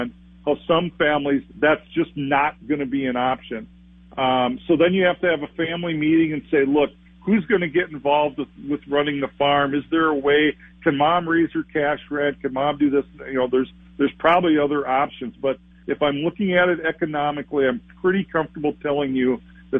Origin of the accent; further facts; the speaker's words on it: Olivia, Minnesota, United States; I'm from Olivia, Minnesota, in Renville County.